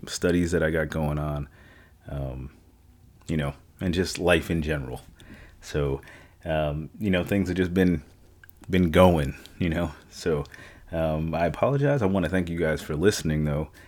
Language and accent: English; New York, United States; now in San Antonio, United States; I'm from New York